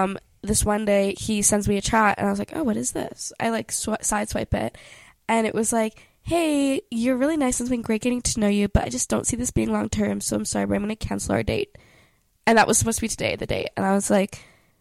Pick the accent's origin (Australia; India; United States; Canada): Canada; We're Canadian